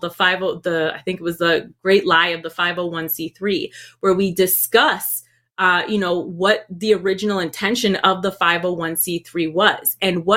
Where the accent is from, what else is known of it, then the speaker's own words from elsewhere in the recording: Puerto Rico; moved away; also born or lived in Boston, Massachusetts, United States; I moved over there. I was raised over there